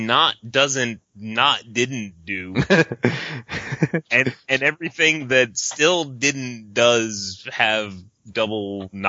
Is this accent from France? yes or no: no; Canada; Mine was actually, I'm a Canadian and I like